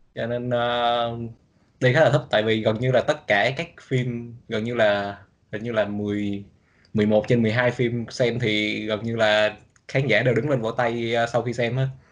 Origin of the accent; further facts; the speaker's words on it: Lâm Đồng, Vietnam; moved away as an adult; now in United States; quê mình ở Lâm Đồng